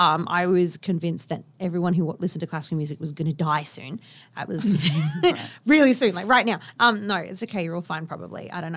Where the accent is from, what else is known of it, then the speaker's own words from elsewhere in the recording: Kalgoorlie, Western Australia, Australia; And I grew up in Kalgoorlie.